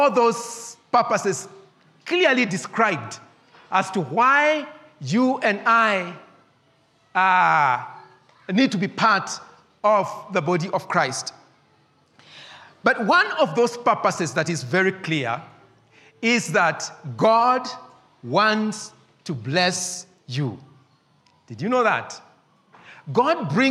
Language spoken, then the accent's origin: English; Nairobi, Kenya; I grew up in Eastlands at a small estate called Maringo.